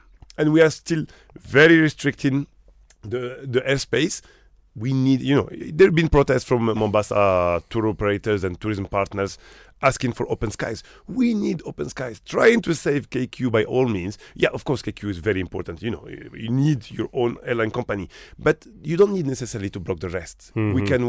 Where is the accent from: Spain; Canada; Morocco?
Morocco; I come from Morocco. Mm-hmm. I'm Moroccan originally. Mm-hmm. I grew up in Morocco. A smaller country.